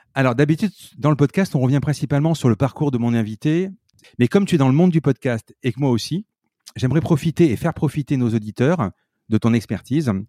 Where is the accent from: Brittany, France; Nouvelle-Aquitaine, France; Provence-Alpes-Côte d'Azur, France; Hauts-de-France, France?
Provence-Alpes-Côte d'Azur, France; Marseille; je suis Marseillais à Marseille